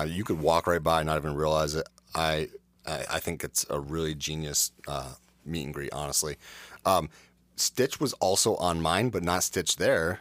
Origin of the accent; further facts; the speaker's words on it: Adirondacks, New York, United States; I grew up in the Adirondacks